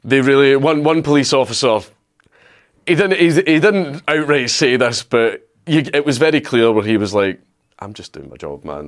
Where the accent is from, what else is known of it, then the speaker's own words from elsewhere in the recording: Scotland, United Kingdom; I'm Scottish